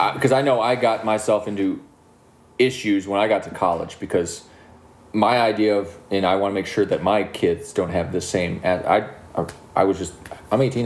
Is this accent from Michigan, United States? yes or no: yes; Milan, Michigan, United States; We're from Milan